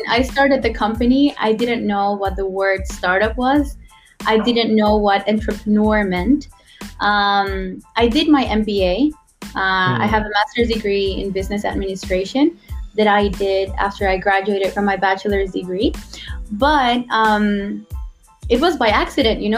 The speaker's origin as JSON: {"language": "English", "country": "Guatemala", "moved": "as an adult", "lives_now": "Taiwan", "said": "I'm from Guatemala. It's a small country in Central America. And I've been in Taiwan for 7 years now"}